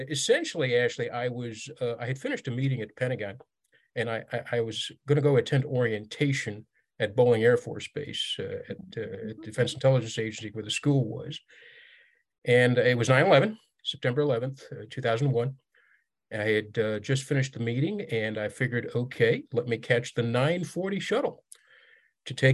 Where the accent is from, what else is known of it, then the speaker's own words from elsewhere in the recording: Riyadh, Riyadh Province, Saudi Arabia; I grew up in Riyadh, the Saudi capital, and that's where my childhood home is